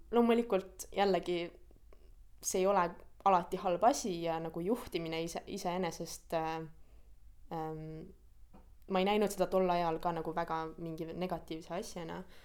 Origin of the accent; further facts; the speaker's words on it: Tartu, Tartu County, Estonia; moved away as an adult; also born or lived in Tallinn; now in London, United Kingdom; ma pean oma kodulinnaks Tartut, kuigi see ei ole küll koht, kus ma sündisin, et ma sündisin tegelikult Tallinnas